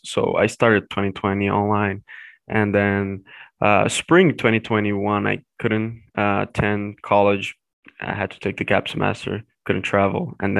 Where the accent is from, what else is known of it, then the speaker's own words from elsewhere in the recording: middle of Brazil, Central Brazil, Brazil; moved away as an adult; now in United States; Okay, so I'm from Brazil originally. I'm from the middle of Brazil. And I used to live also in the south of Brazil for like 6 years.